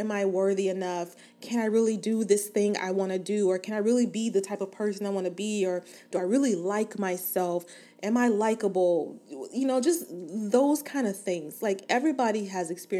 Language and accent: English; Inglewood, California, United States; Born and raised in Inglewood, California, West Side for life